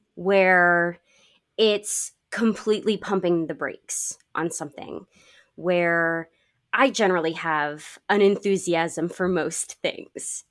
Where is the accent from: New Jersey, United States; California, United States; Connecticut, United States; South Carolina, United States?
Connecticut, United States; moved away; I grew up in Connecticut